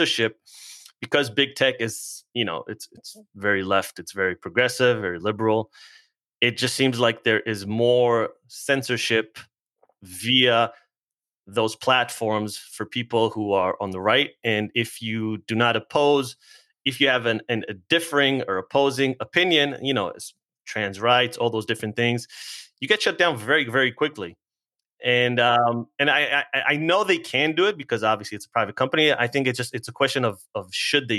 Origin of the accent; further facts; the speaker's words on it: Israel; now in United States; I'm originally from Israel.